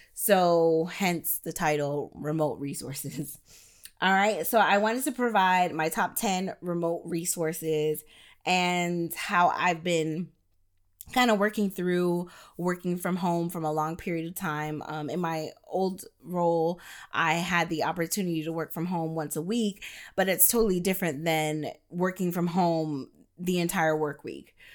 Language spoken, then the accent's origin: English; New York, United States; now in Florida, United States; I do reside in the state of Florida, but I was born in New York and most of my family is still there